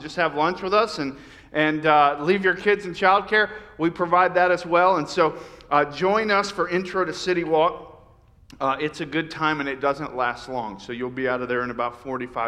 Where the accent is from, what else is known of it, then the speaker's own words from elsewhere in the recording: Lakeland, Florida, United States; moved away; I grew up in Lakeland, Florida